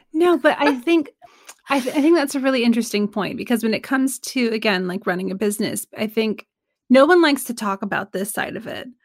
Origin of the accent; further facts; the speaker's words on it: Sacramento, California, United States; I'm from Sacramento